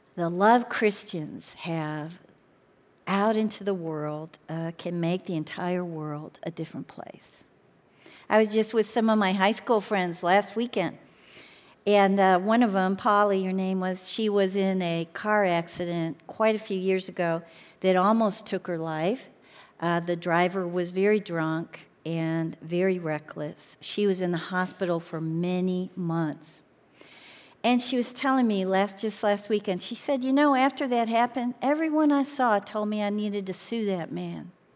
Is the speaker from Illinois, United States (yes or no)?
yes; Chicago, Illinois, United States; moved away; I grew up in Chicago